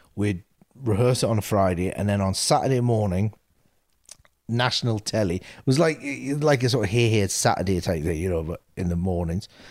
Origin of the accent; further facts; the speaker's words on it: Newcastle upon Tyne, North East England, United Kingdom; when we were doing our previews up in Newcastle, this is my hometown